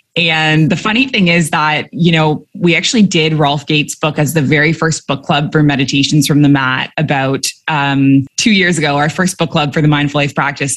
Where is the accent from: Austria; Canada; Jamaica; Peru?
Canada; moved away as an adult; also born or lived in Dubai / Abu Dhabi; now in Bali, Indonesia; I'm a Canadian who moved across the world at age 23 and I never went back.